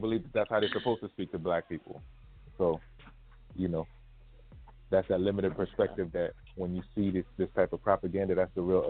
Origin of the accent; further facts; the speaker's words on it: New York, United States; Because we're from New York